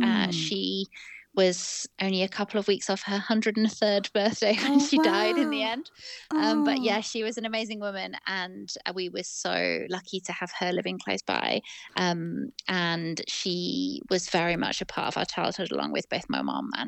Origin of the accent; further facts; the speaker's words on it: Manchester, North West England, United Kingdom; I don't sound like I'm from Manchester. So my parents are not from there, but they were living there for my dad's work. And my brother and I grew up there.